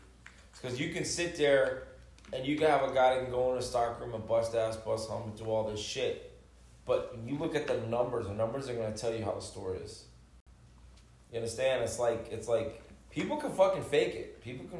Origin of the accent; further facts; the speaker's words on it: Miami, Florida, United States; moved away; I'm from Miami